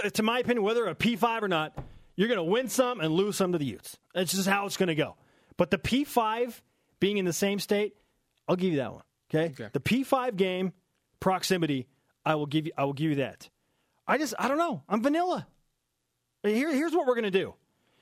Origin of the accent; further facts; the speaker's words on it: Clinton, Utah, United States; moved away as an adult; I grew up in Utah. I am from the Ogden area. Represent Clinton, Utah.